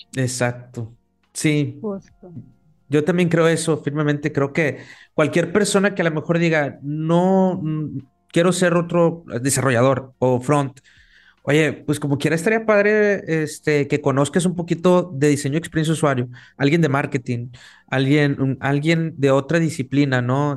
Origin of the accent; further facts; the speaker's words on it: Mexico; acá en México, los tres somos mexicanos